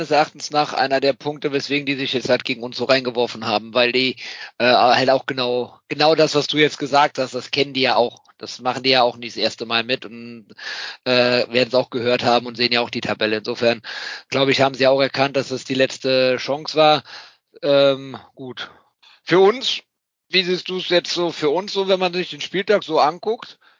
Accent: Cologne, North Rhine-Westphalia, Germany; wir kennen es als Kölner zu gut

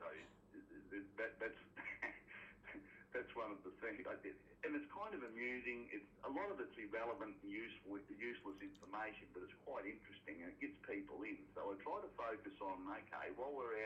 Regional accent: Miles, Queensland, Australia; I ended back up down in my hometown of Miles in southwest Queensland, lovely little spot

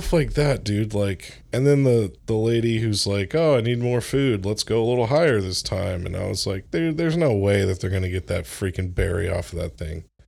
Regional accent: Orlando, Florida, United States; moved away; I grew up in Florida, like, in Orlando

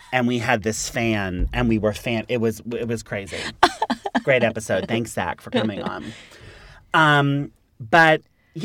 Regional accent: New York, United States; I'm from here.

